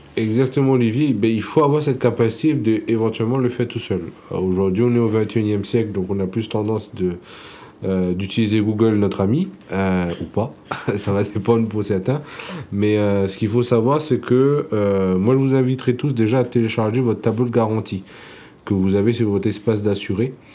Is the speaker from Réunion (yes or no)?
yes; Réunion; je suis originaire euh, de l'île de la Réunion